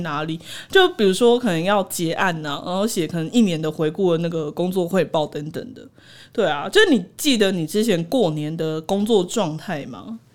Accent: Taiwan; 我其实一直觉得身为台湾人

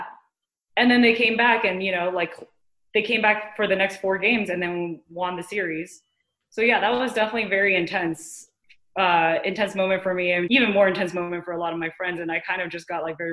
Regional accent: Taiwan; Growing up in Taiwan, obviously like mindfulness is kind of something I grew up with in my family

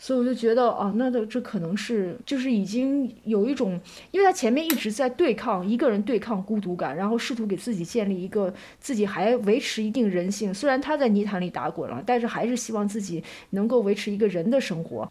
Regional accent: China; 我们中国人

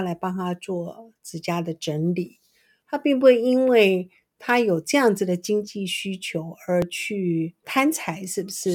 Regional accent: Taiwan; 我们这边台湾人

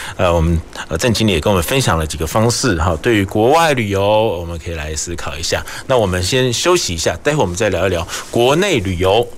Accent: Taiwan; 我们台湾人可能又很喜欢

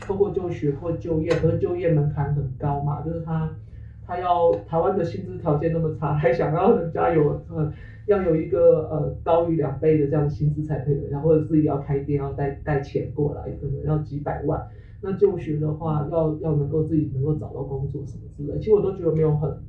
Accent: Hong Kong; 呃，比如我可以讲我是个香港人之类的这个东西越越清晰的时候

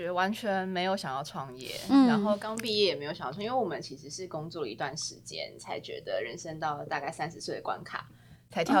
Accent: Taiwan; 我来自台湾，台湾不是泰国，也不属于中国。

